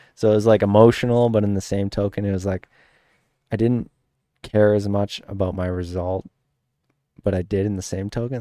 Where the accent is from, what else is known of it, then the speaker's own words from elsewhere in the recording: Saskatchewan, Canada; growing up in Saskatchewan, eh, like, we didn't have sand, we didn't have ruts